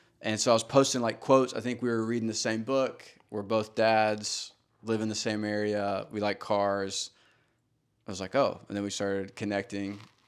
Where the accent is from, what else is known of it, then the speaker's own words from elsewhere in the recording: Georgia, United States; I mean, you know, I grew up in Georgia. Like, I mean, there's not going to outlaw any manuals in Georgia anytime soon.